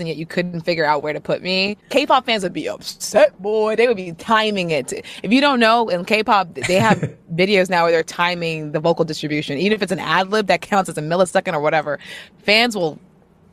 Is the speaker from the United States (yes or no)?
yes; United States; I'm American